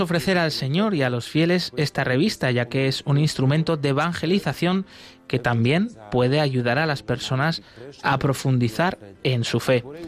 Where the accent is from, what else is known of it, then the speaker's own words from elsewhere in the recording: Poland; now in Bulgaria; Soy un misionero polaco